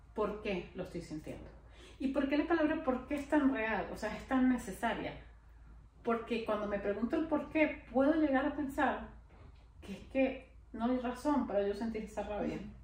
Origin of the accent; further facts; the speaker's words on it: Venezuela; moved away as an adult; Yo nunca quise salir de Venezuela